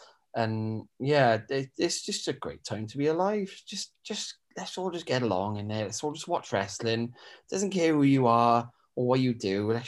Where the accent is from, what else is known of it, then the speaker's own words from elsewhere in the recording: Wales, United Kingdom; As weird Welsh weaklings.